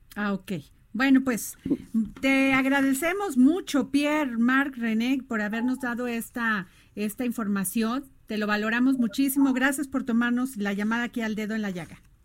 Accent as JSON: {"language": "Spanish", "country": "Mexico", "said": "los mexicanos"}